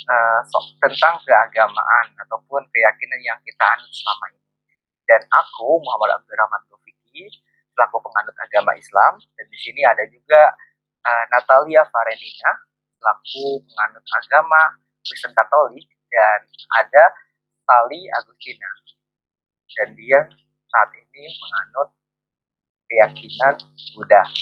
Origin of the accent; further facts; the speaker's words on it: Serang, Banten, Indonesia; now in Malaysia; aku asli dari Serang Banten.